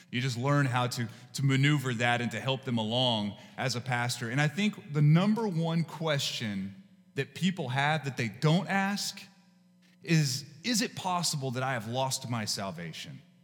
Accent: West Texas, United States; where I grew up in West Texas

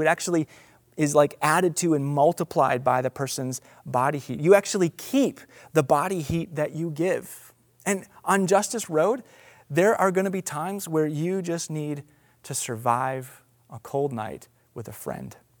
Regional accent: United States; as an American

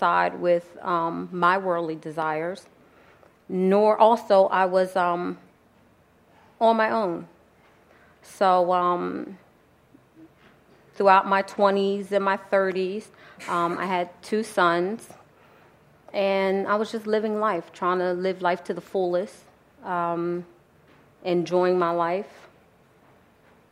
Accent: New Jersey, United States; also born or lived in Philadelphia, Pennsylvania; I was born in Philadelphia, Pennsylvania, but raised in New Jersey

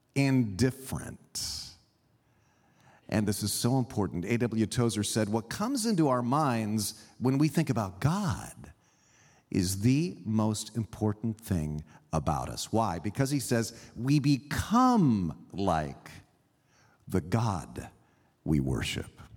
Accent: California, United States; I grew up here in California, but I was raised by Swiss immigrant parents

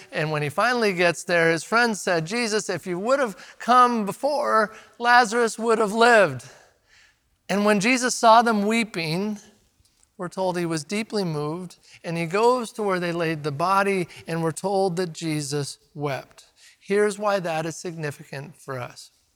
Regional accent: Redmond, Oregon, United States; Growing up in Redmond

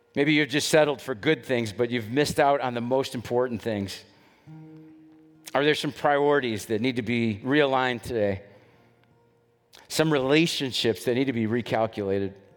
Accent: Dallas, Texas, United States; I grew up in West Dallas, and when I was a little kid back in the seventies

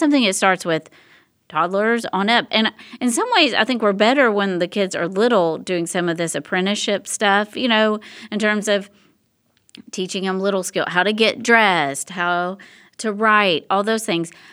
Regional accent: Tennessee, United States; now in Texas, United States; I'm originally from Tennessee

